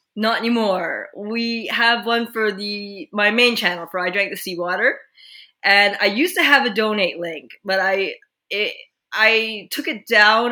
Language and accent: English; Quebec, Canada; now in British Columbia, Canada; we grew up in Quebec, but we are currently in British Columbia